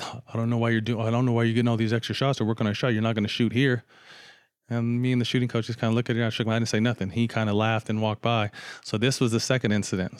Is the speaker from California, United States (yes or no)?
yes; Sacramento, California, United States; I'm from Sac